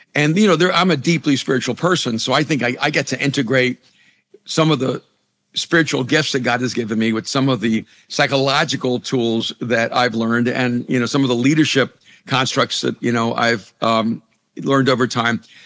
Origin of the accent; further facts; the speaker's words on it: El Salvador; first language Spanish; English is a second language; moved away; I'm an immigrant from El Salvador. You know, Spanish was my first language, English was my second language.